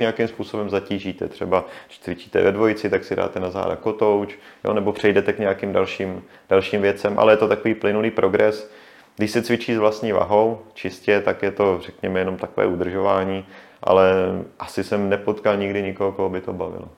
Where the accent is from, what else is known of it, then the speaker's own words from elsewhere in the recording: Jihlava, Vysočina Region, Czechia; já jsem vlastně původně z Jihlavy